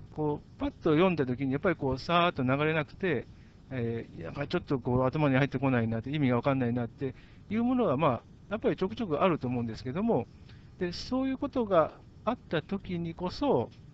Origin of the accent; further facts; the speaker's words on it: Japan; 私日本人だから日本語の方が分かりやすい